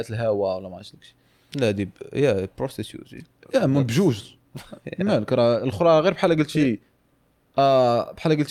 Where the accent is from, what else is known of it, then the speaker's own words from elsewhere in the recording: Morocco; كاين one of the one I would say the trending subjects عندنا في المغرب